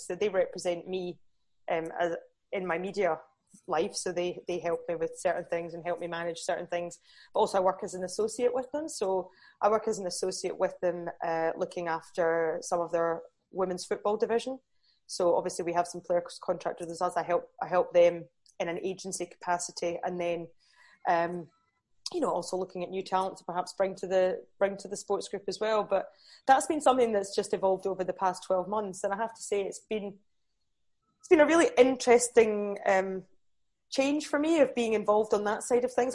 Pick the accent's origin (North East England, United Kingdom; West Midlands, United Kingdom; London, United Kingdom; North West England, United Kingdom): North East England, United Kingdom; Newcastle; my dad's English, so I was born in Newcastle